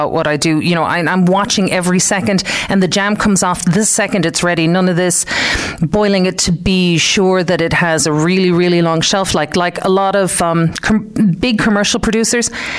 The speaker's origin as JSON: {"language": "English", "area": "Clare", "region": "Munster", "country": "Ireland", "tie": "born or raised there", "also_born_or_lived": "Detroit, United States", "moved": "as an adult", "lives_now": "West Limerick, Ireland", "said": "I was born in Detroit, but I grew up in Clare, out the back of the airport. So I'm really from Clare, up the banner"}